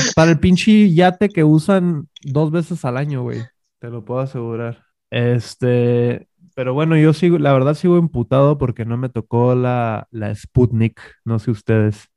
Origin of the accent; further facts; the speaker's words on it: northern Mexico, Mexico; somos, muy, somos muy norteños